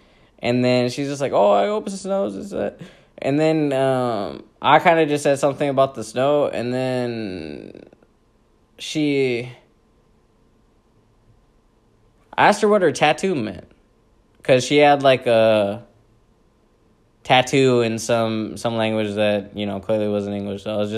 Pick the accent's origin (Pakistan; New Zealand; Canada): Pakistan; me being the Pakistani guy that I am with the ethics and values I was raised on